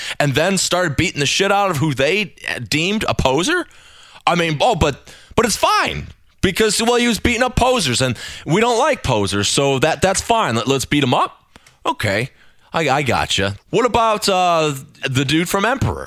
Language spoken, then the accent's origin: English; United States; as an American